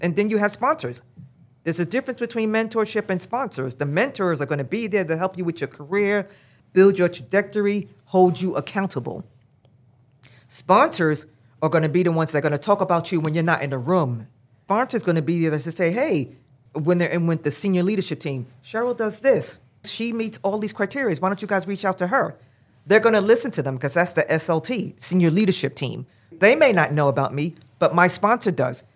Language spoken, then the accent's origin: English; New York City, New York, United States; now in New Jersey, United States; I grew up in Brooklyn, New York. I live in Jersey right now